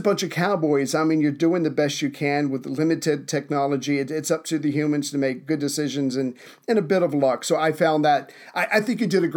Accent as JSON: {"language": "English", "region": "the South", "country": "United States", "said": "as a Southerner, where manners are more important"}